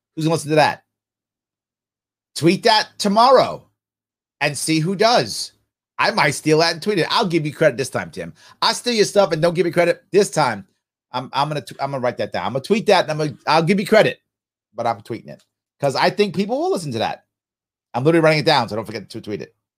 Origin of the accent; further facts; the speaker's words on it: New York, United States; I'm a New Yorker